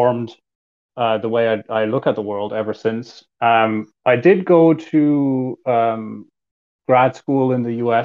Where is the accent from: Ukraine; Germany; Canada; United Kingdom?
Germany; moved away as an adult; also born or lived in United States; I was born and raised in Germany